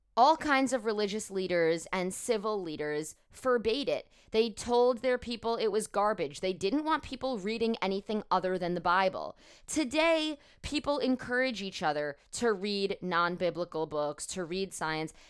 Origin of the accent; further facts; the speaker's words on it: United States; also born or lived in New York; I, as an American Jewish woman